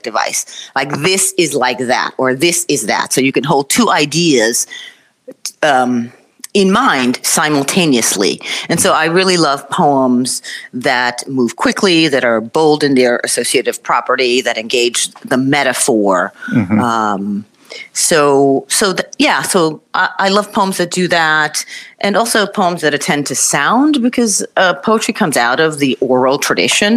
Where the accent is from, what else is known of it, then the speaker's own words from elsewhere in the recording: United States; I grew up in the United States